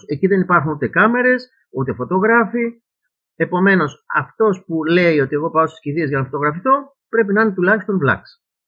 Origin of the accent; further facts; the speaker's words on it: Piraeus, Attica, Greece; Εγώ γεννήθηκα στον Πειραιά, στο κέντρο-κέντρο του Πειραιά, πίσω ακριβώς από το Δημοτικό Θέατρο